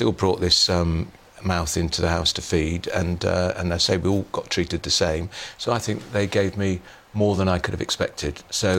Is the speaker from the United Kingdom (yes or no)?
yes; Swindon, South West England, United Kingdom; as a teenager growing up in Swindon.